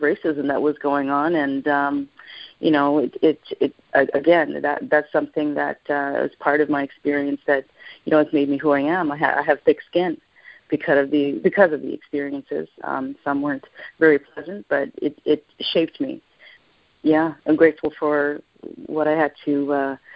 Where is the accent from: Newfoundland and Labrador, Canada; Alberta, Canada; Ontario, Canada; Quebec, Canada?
Quebec, Canada; Montreal; also born or lived in Jamaica / Toronto; growing up in Montreal was wonderful